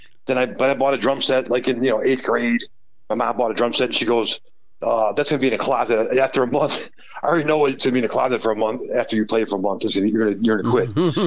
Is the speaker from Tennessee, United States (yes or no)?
no; Chicago, Illinois, United States; My dad was a Chicago fireman, so we had to live in the city. So we lived at the Harlem and Foster first.